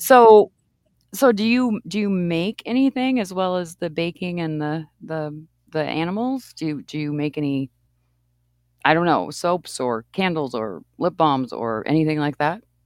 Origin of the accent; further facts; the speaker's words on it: East Coast, Maine, United States; moved away; I grew up on the East Coast, and I lived in Maine